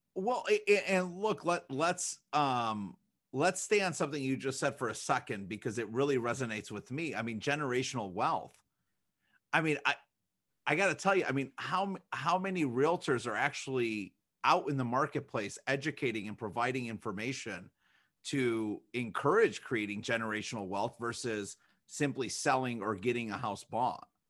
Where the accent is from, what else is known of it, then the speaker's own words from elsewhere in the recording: Chicago, Illinois, United States; now in Michigan, United States; we grew up in Chicago